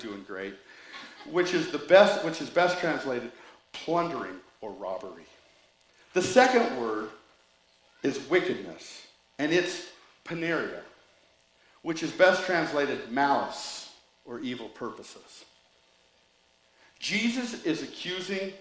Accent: United States; I was born in the United States

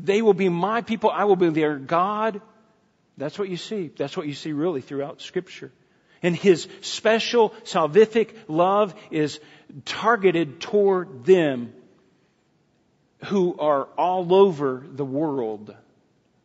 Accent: United States; we're Americans

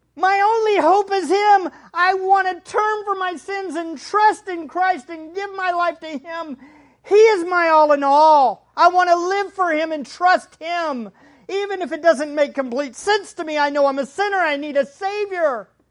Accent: United States; our country

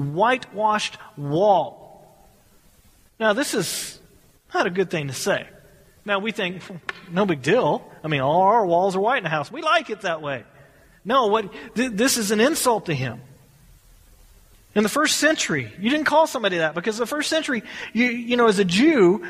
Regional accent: United States; We are American citizens.

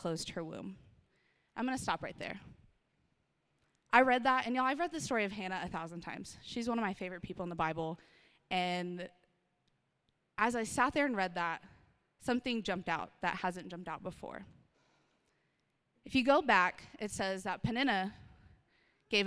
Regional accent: Austin, Texas, United States; moved away as an adult; now in Odessa, United States; I'm from Austin, Texas, one of the most best cities on the planet. I love it. It's my hometown.

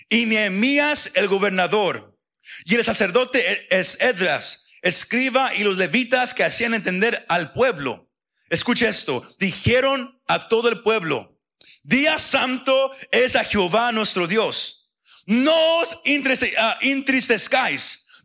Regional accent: Mexico; Como somos mexicanos, serían lágrimas de cocodrilo.

